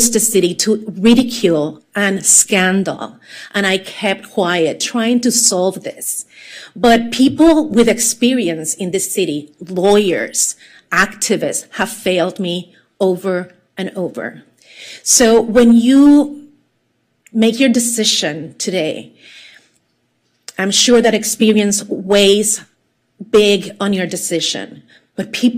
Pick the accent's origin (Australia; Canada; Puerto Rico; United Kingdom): Puerto Rico; moved away; I was born and raised in Puerto Rico. I have an accent